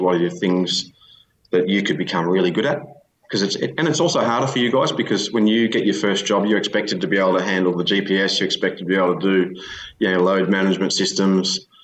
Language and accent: English; Australia; you grow up in a provincial town like that in Australia.